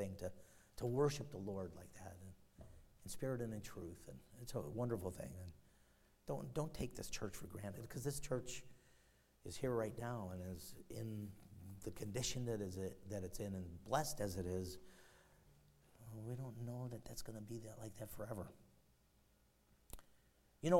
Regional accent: Chicago, Illinois, United States; The one I grew up in and in Chicago

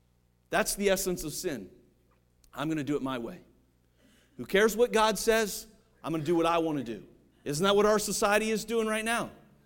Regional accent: Ohio, United States; I just saw today, I'm from Ohio, I just saw today, this happened like this week.

